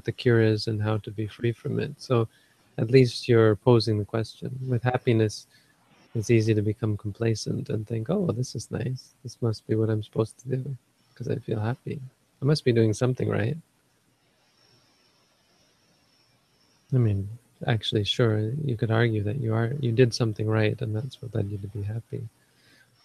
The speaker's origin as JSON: {"language": "English", "region": "Northern Ontario", "country": "Canada", "tie": "born or raised there", "said": "I grew up in Northern Ontario, where everybody's like white like me"}